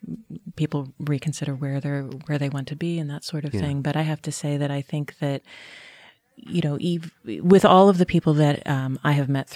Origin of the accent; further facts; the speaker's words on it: Pittsburgh, Pennsylvania, United States; I mean, where I come from Pittsburgh, the Center for the Arts was kind of that sort of touchstone, of familial relationship with the community in many ways.